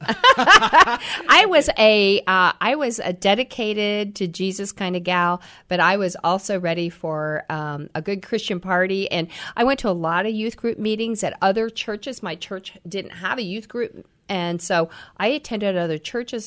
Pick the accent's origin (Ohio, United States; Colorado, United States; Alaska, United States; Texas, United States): Ohio, United States; Troy; also born or lived in Missouri; now in Columbus, United States; I grew up in Ohio